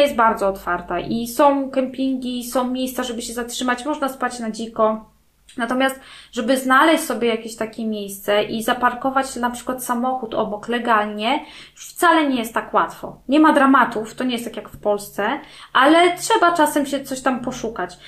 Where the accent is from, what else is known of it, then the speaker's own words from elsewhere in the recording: Gdańsk, Pomeranian Voivodeship, Poland; now in Wejherowo, Poland; Ja mieszkam, jestem z Gdańska, mieszkam w Gdańsku całe życie